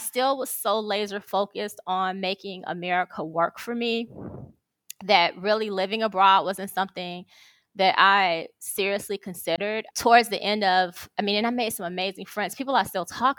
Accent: Chicago, Illinois, United States; moved away as an adult; also born or lived in Atlanta, Georgia; now in Rome, Italy; I'm from Chicago, Illinois, and I moved abroad when I was 42

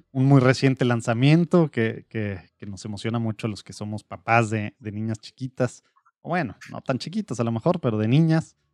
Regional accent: Monterrey, Nuevo León, Mexico; nosotros somos regios

